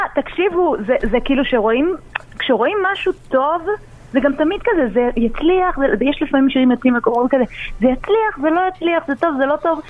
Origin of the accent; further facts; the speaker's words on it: Ness Ziona, Central District, Israel; אני מנס ציונה